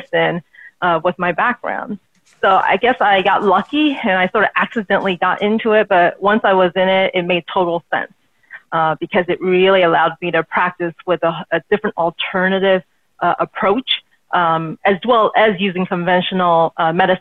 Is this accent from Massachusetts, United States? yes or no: no; outside of Seattle, Pacific Northwest, Washington, United States; moved away as an adult; now in Southern California, United States; I grew up in the Pacific Northwest, grew up outside of Seattle, went to school there, and then finally sort of moved down here to Southern California